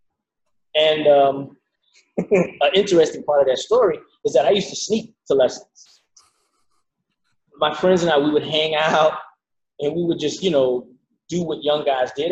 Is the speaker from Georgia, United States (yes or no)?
yes; Savannah, Georgia, United States; born or raised there; moved away; also born or lived in Miami